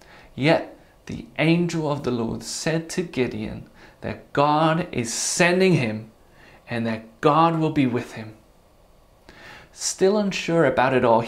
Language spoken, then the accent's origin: English; Netherlands; I was born in the Netherlands and grew up there